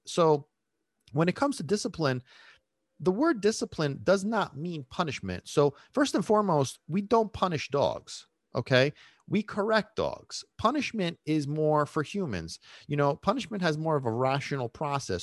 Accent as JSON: {"language": "English", "town": "New York City", "region": "New York", "country": "United States", "tie": "born or raised there", "also_born_or_lived": "Sicily, Italy", "said": "I was born in Brooklyn. I lived in Brooklyn until I was ten years old. And then my whole family, we moved to, uh, to Italy, to Sicily. And I lived there for seven years from the age of ten to seventeen and then moved back to America"}